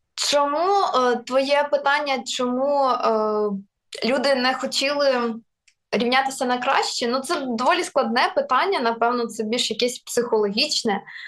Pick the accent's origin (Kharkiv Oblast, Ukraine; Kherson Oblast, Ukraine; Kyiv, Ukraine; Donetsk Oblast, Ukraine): Kherson Oblast, Ukraine; first language Russian; Ukrainian is a second language; moved away; я сама із е, півдня України, я родом з Херсонщини.